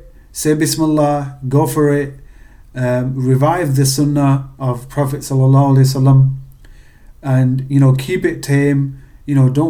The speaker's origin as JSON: {"language": "English", "country": "Pakistan", "said": "You know, being Pakistani, we try and save money."}